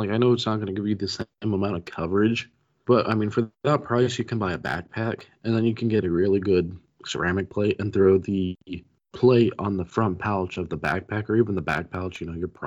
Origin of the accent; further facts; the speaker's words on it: Pittsburgh, Pennsylvania, United States; Hey, I'm from Pittsburgh.